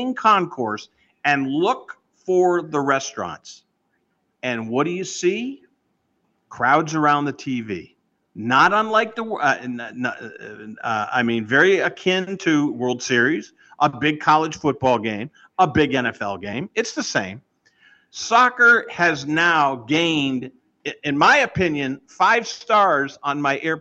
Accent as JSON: {"language": "English", "region": "New England", "country": "United States", "tie": "born or raised there", "said": "growing up in New England"}